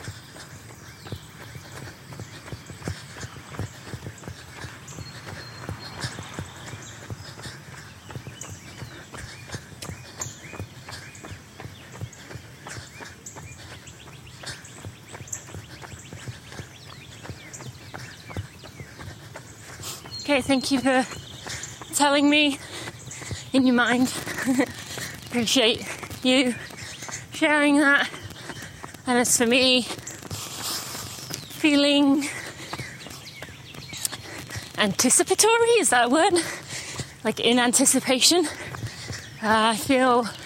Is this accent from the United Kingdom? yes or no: yes; United Kingdom; moved away; I'm British. I'm more tied to my home country.